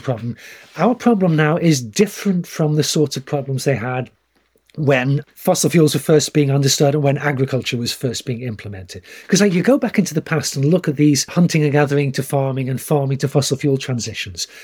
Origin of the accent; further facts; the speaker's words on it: United Kingdom; moved away as an adult; I grew up in Britain, went to school there